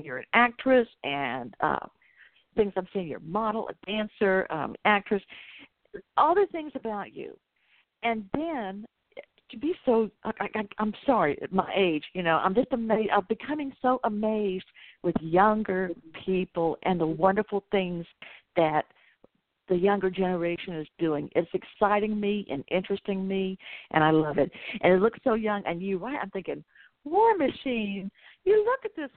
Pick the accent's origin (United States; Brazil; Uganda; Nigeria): United States; Atlanta, Georgia; I'm from Atlanta